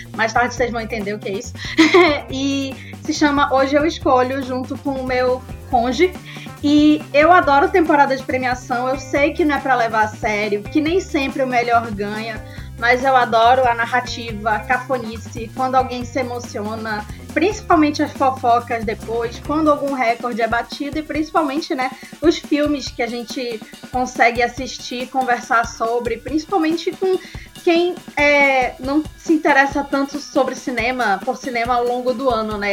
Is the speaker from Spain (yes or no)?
no; Manaus, Amazonas, Brazil; sou daqui de Manaus